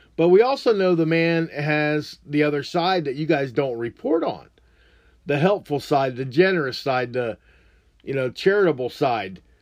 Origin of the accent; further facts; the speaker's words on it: United States; as an American